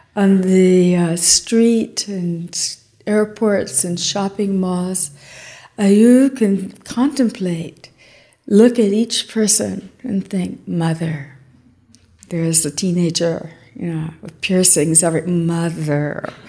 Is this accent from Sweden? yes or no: no; Texas, United States; I'm from Texas